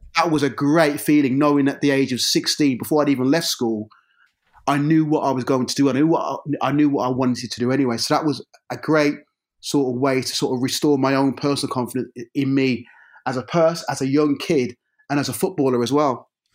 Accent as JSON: {"language": "English", "town": "Birmingham", "region": "West Midlands", "country": "United Kingdom", "tie": "born or raised there", "said": "I grew up in a, in an area of Birmingham c, called Lee Bank"}